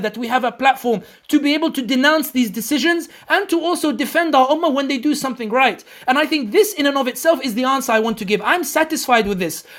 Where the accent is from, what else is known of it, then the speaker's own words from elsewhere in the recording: London, United Kingdom; a Muslim born and raised in London, born and raised i, i, in the West